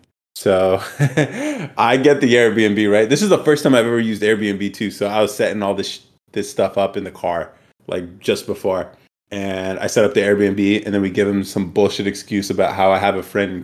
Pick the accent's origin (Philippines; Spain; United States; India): United States; I'm too American.